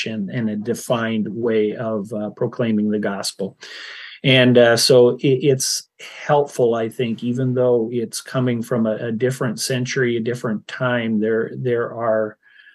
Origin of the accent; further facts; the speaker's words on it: Iowa and Minnesota, Midwest, United States; moved away; I grew up in Iowa and Minnesota